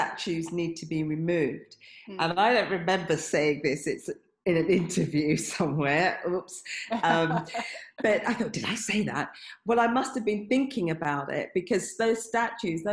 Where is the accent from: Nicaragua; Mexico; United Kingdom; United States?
United Kingdom; London; I like coming from London